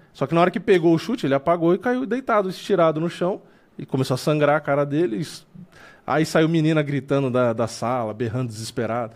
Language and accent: Portuguese; São Paulo, Brazil; eu sou daqui de São Paulo